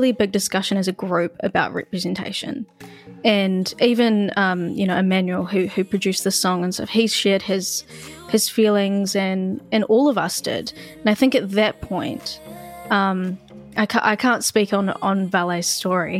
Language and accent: English; Christchurch, Canterbury, New Zealand; I really enjoyed growing up in Christchurch, and Christchurch as a whole is a lot more of a calm vibe